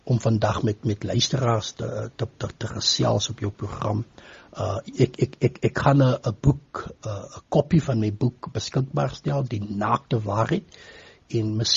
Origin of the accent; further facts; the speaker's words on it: Postmasburg, Northern Cape, South Africa; van Posmasburg in die Noord-Kaap.